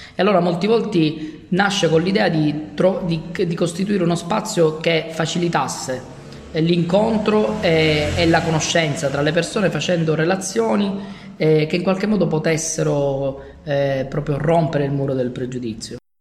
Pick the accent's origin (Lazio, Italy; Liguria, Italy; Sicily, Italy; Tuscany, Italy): Sicily, Italy; Palermo; Io sono il primo di, eh, quattro fratelli, il primo di dieci nipoti e sono l'ultimo rimasto a Palermo. La mia famiglia si è sparsa per il mondo in cerca di migliori opportunità.